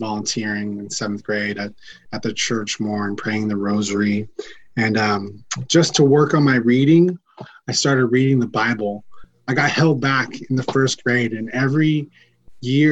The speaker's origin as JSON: {"language": "English", "town": "San Diego", "region": "California", "country": "United States", "said": "I'm from San Diego, California."}